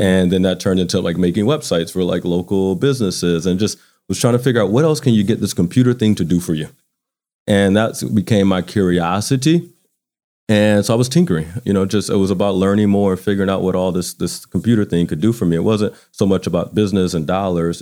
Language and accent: English; Baton Rouge, Louisiana, United States; moved away as an adult; now in Atlanta, United States; grew up in Baton Rouge. I went to high school in Baton Rouge